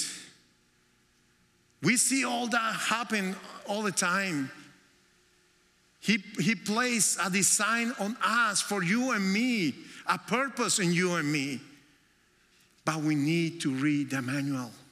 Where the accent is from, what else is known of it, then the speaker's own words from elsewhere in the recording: Colombia; English is a second language; moved away as an adult; also born or lived in New York, United States; now in United States; we came to the United States in 1998 to New York. And we are originally from Colombia